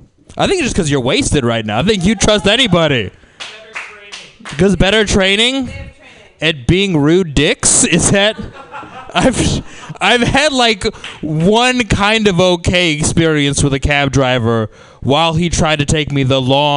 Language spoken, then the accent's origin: English; San Diego, California, United States; Yeah, I'm from San Diego. It's a little bit better than Arizona.